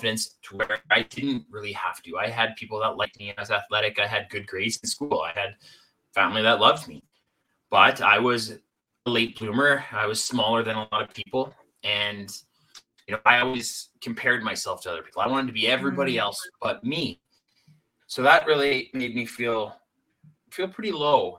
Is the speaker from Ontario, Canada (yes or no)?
no; Salmon Arm, British Columbia, Canada; I end up moving back home to a small town, my hometown, Salmon Arm, British Columbia, Canada